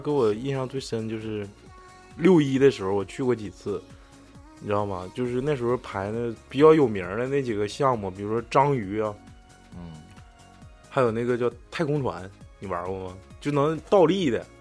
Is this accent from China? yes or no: yes; Northeast China, China; 因为我小时候冬天 东北冬天都得穿棉裤